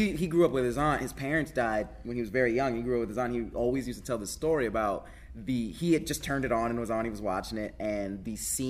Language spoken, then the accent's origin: English; Atlanta, Georgia, United States; also born or lived in California; I was born in California, my dad was in the Air Force, but I grew up in Atlanta